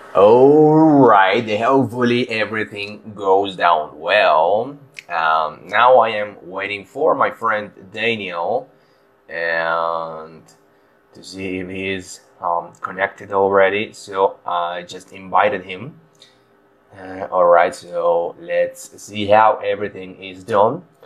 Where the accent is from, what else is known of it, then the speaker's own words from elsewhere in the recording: Guayaquil, Guayas, Ecuador; English is a second language; moved away; also born or lived in Loja; we are both from Guayaquil, but live in different cities